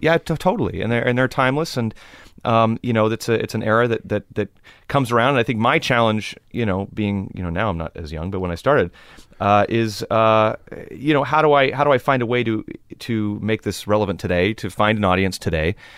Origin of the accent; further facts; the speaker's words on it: Los Angeles, California, United States; growing up in Los Angeles, it's, it's a, it's a cultural melting pot if you choose for it to be.